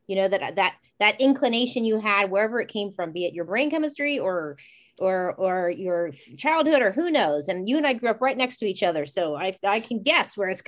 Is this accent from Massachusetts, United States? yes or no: no; Warren, Ohio, United States; I grew up in Warren, Ohio, right near Youngstown, right near Scranton. There was all steel town stuff.